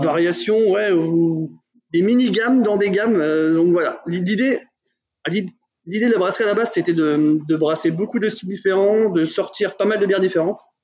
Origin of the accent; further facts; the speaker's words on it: Burgundy, Bourgogne-Franche-Comté, France; on vient de Bourgogne